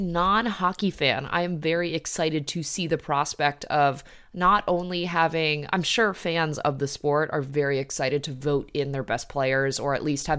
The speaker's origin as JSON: {"language": "English", "region": "Midwest", "country": "United States", "said": "Very sad as like a Midwesterner and all of my teams sort of went to shit"}